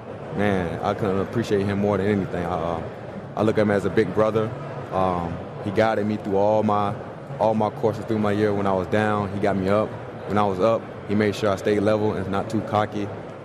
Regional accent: Brunswick, Georgia, United States; I love my hometown, small town.

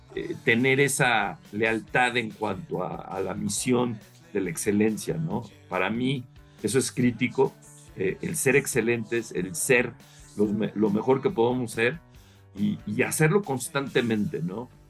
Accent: Mexico; soy más mexicano que, que en Chile eh, y me encanta este, pues, mi país

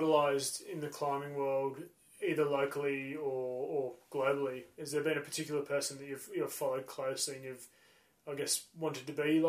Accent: Blue Mountains, New South Wales, Australia; what we grew up around in the Blue Mountains.

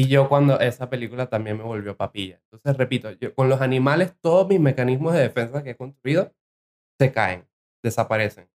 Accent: Venezuela; moved away; Vengo de Venezuela

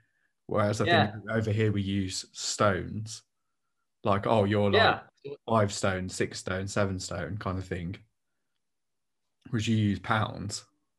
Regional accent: United Kingdom

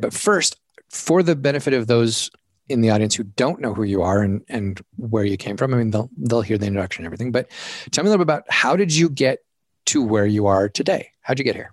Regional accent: Oregon and Alaska, the West, United States; I grew up in the West, right? I grew up in, in Oregon and Alaska

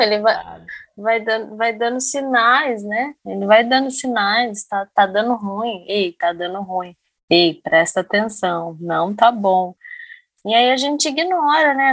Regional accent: Jacareí, São Paulo, Brazil; also born or lived in Minas Gerais; como eu morei muito tempo em Minas, é, no interior também, sou de Jacareí

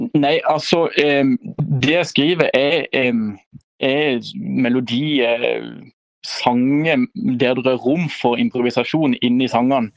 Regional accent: Lyngdal, Agder, Norway; moved away; Jeg er fra Lyngdal

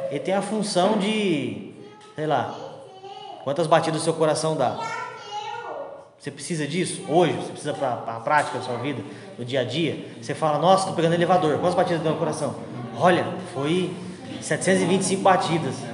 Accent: Argentina; Portuguese is a second language; Mas quando eu volto para a Argentina, eu não volto em brasileirado. Eu ainda sou argentino, eu tenho os meus costumes argentinos, porque é a minha cultura.

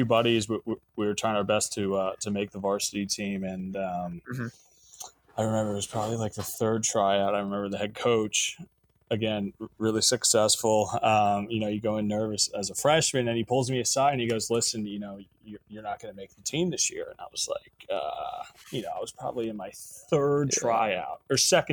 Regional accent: Flemington, New Jersey, United States; I was born and raised here in Flemington, New Jersey, so in the tri-state area my whole life

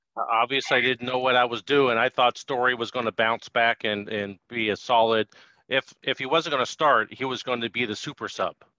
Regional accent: Sacramento, California, United States; now in Oakland, United States; I grew up in Sacramento

